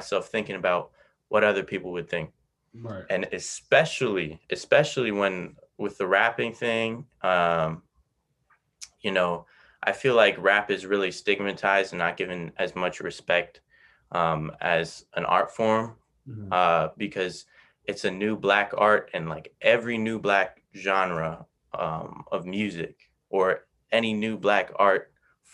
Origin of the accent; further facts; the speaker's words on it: United States; I grew up in America